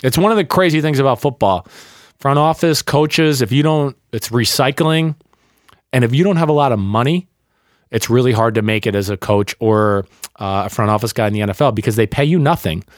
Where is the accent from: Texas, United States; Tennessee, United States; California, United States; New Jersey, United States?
New Jersey, United States; I grew up in North Jersey